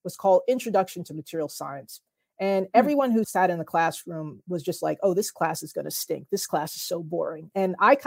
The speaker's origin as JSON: {"language": "English", "region": "New Jersey", "country": "United States", "said": "my home state of New Jersey"}